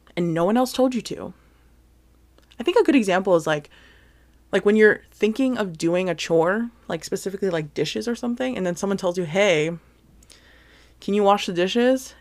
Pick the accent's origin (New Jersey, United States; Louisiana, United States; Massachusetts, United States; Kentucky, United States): New Jersey, United States; also born or lived in Hawaii; I was born in Hawaii, but then I was, like, super, super young. We finally moved to Jersey and this is where I basically spent a majority, pretty much all of my life, really, in New Jersey. So, that's where I had basically all my upbringing.